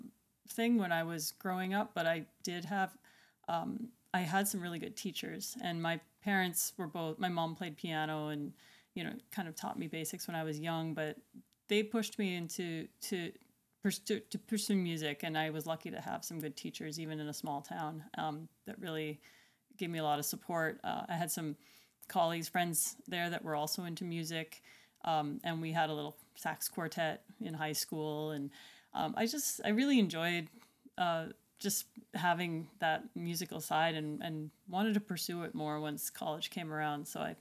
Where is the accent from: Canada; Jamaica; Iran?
Canada; Alberta; I guess where I grew up in Western Canada, just like Alberta, Prairie Alberta, not Mountain Alberta, the east side.